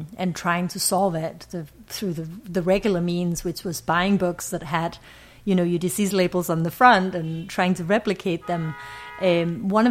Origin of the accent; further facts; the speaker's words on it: Ribe, Southern Denmark, Denmark; So I grew up in Denmark, small city, oldest town in Denmark.